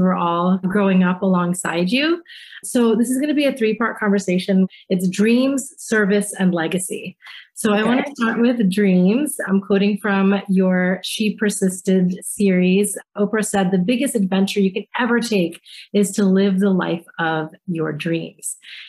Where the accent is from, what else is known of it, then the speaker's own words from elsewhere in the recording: DC, Maryland, United States; also born or lived in Washington, D.C.; I grew up in Maryland in DC